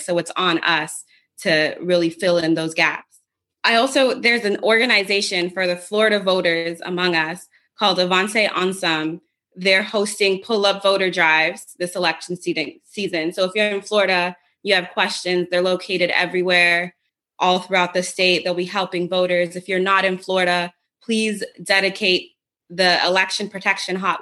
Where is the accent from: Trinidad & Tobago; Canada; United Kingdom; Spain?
Trinidad & Tobago; also born or lived in Jamaica; now in Washington, United States; I'm Trini. I'm also Jamaican. I went to school in Trinidad.